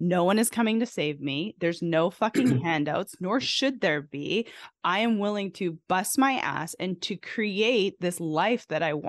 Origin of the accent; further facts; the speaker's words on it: Canada; now in United States; I'm originally from Canada, but I think America is literally the greatest country on the planet